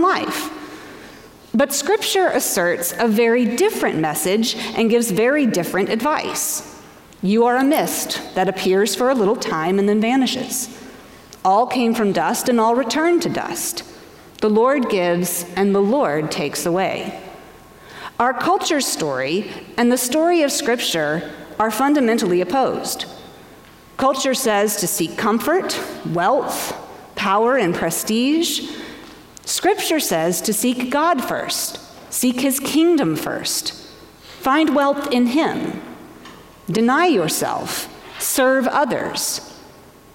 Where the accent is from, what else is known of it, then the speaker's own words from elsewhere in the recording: Asheville, North Carolina, United States; moved away as an adult; also born or lived in Washington, D.C.; Asheville, North Carolina, my hometown, where I graduated from high school and where my parents still lived